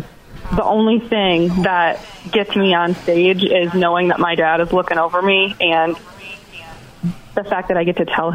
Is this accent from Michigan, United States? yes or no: yes; Manistee, Michigan, United States; I grew up in Manistee.